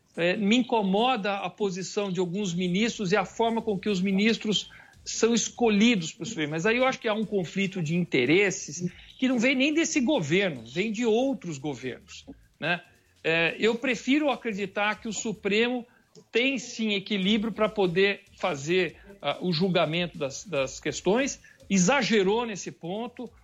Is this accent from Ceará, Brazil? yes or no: no; Campinas, São Paulo, Brazil; eu fui um grande organizador de movimentos aqui na cidade de Campinas, onde sou natural de Campinas.